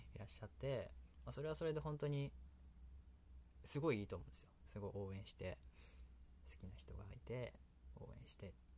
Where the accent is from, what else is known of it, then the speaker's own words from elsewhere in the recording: Kansai, Japan; accent: Kansai dialect; 私関西弁っていうのでほとんどやってますので